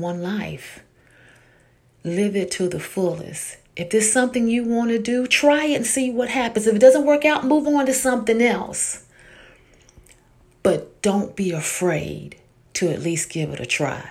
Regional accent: Tennessee, United States; moved away; I am from Tennessee, and I'm glad about it, even though now I live up north.

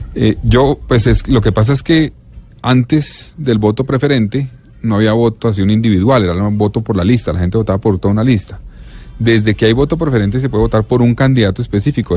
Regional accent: Colombia; yo soy de Colombia

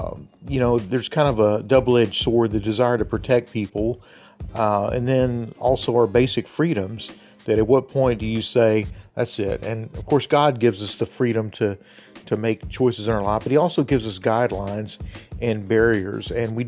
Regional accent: United States; as an American

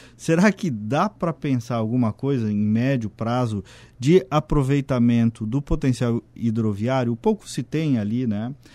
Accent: Casca, Rio Grande do Sul, Brazil; also born or lived in Porto Alegre metropolitan region; now in Porto Alegre, Brazil; vim de Casca lá, né? Um município com 8 mil habitantes

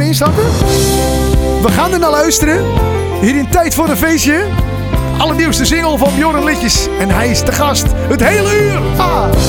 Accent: North Holland, Netherlands; ik kom zelf uit Noord-Holland

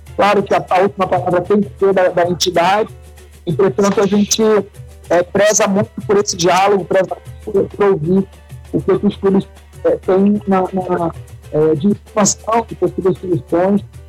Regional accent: Rio Grande do Sul, Brazil; aqui no nosso estado

